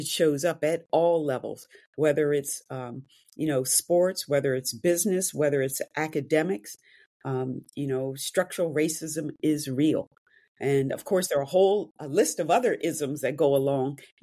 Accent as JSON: {"language": "English", "town": "Wayne", "region": "Pennsylvania", "country": "United States", "tie": "born or raised there", "said": "I grew up outside of Philadelphia in a low to middle income Black neighborhood surrounded by wealth"}